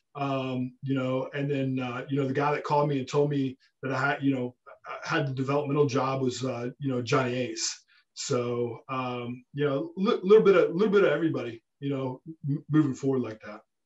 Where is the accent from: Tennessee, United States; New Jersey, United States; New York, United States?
Tennessee, United States; Memphis; growing up in Memphis